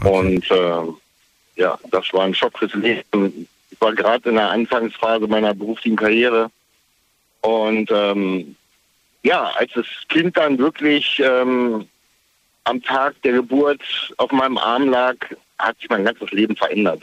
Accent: East Germany, Germany; now in Kamen, Germany; ich komm aus der DDR

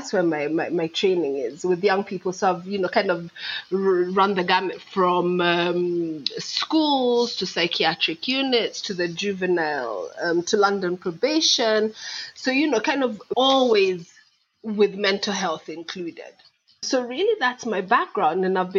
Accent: Kenya; also born or lived in England, United Kingdom; now in United Kingdom; So I'm … from Kenya. Well, actually, Kenya via England, or is it England via Kenya?

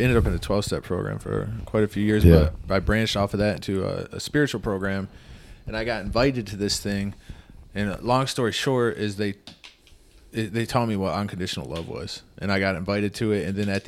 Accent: Ludington, Michigan, United States; I grew up in Ludington, Michigan

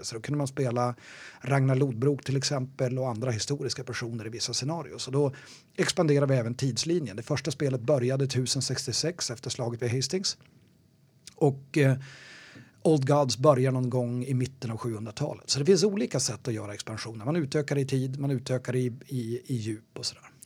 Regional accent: Umeå, Västerbotten County, Sweden; moved away as an adult; also born or lived in Gothenburg; now in Stockholm, Sweden; Jag, jag kommer från Umeå från början.

